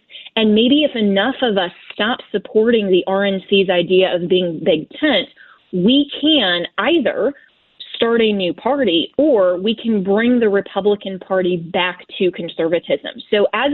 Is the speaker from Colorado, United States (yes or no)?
yes; Colorado, United States; my home state of Colorado where I am still a registered and active voter